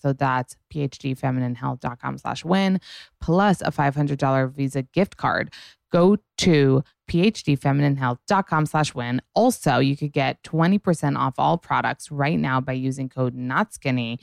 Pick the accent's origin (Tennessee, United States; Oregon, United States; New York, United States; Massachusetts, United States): New York, United States; New York City; I grew up in New York City